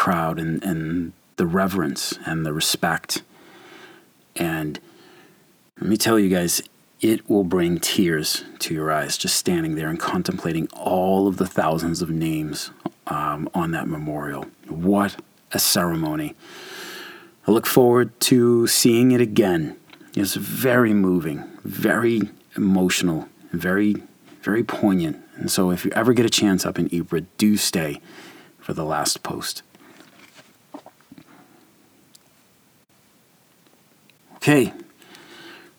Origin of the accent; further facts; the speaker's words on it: United States; my hometown here in the U.S.